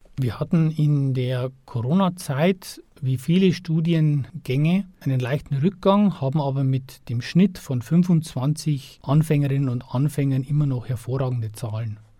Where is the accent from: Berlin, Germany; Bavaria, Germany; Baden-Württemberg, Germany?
Bavaria, Germany; Upper Palatinate; moved away as an adult; also born or lived in Regensburg; now in Passau, Germany; ursprünglich aus der Oberpfalz